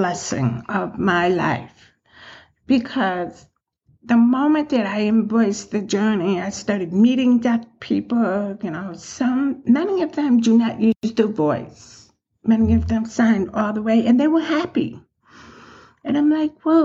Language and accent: English; Chicago, Illinois, United States; moved away as an adult; now in West Henrietta, United States; I grew up in Chicago